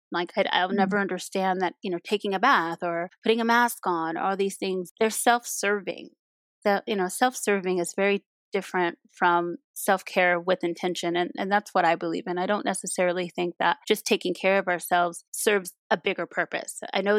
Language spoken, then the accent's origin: English; Compton, California, United States; Being born and raised in Los Angeles and growing up in Compton, there is no leisure in disconnecting to things that are happening on the ground you live on.